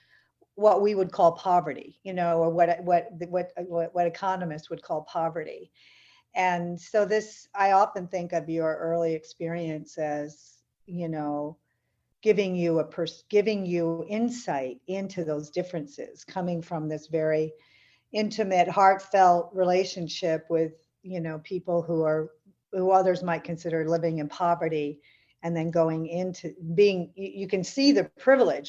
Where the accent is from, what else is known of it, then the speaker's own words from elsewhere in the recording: St. Johnsbury, Vermont, United States; I grew up in St. Johnsbury, which is a town in the Northeast Kingdom